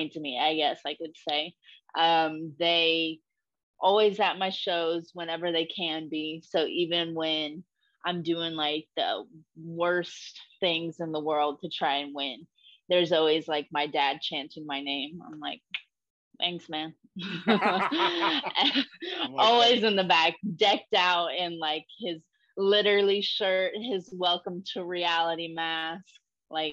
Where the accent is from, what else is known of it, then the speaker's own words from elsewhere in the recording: Texas, United States; we're both from Texas